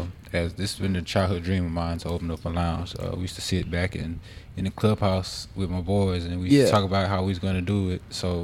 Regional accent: Houston, Texas, United States; also born or lived in California; I'm born and raised in Houston.

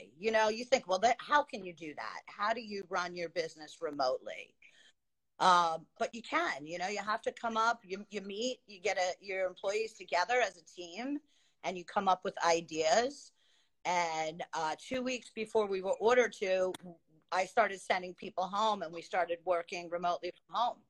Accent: Long Island, New York, United States; moved away as an adult; now in Queensbury, United States; I grew up on Long Island, lived on Long Island. I moved up to the Adirondacks, to the Lake George area, Queensbury.

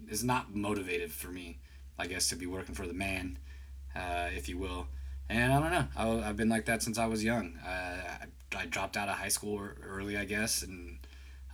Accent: San Jose, California, United States; I am from the Bay Area, California, from San Jose, actually

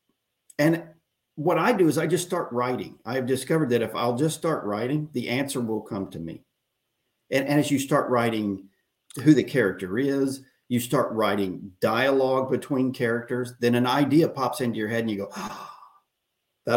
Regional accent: Oklahoma, United States; moved away as an adult; now in Texas, United States; I was born in Oklahoma, and I lived there for the first 30 years

